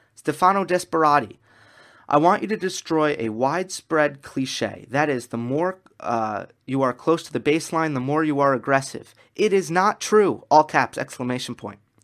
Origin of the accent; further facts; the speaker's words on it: New York, United States; I'm from New York